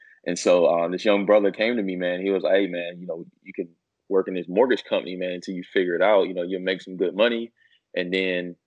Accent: North Carolina, United States; I'm originally from North Carolina

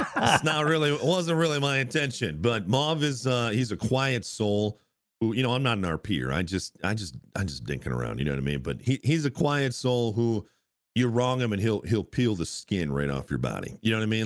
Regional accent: United States; as an American

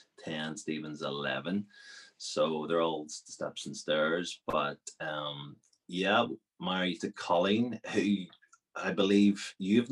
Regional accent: Belfast, Northern Ireland, United Kingdom; also born or lived in Sierra Leone; I was born here in Belfast

